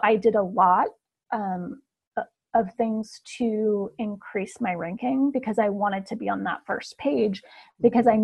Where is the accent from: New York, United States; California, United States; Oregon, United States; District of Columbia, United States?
Oregon, United States; Portland; now in Ashland, United States; I am originally from Portland, Oregon